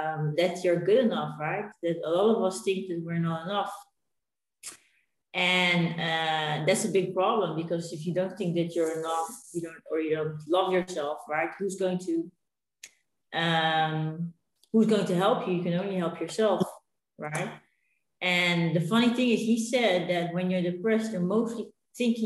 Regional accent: Netherlands; moved away as an adult; now in Spain; We're originally from Holland. And we came to Spain

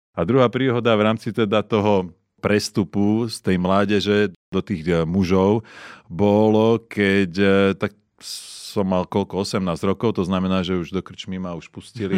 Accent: Slovakia; moved away as an adult; doma na Slovensku

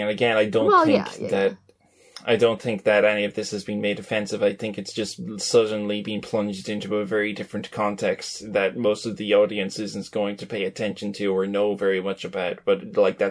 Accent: Ireland; I'm from Ireland

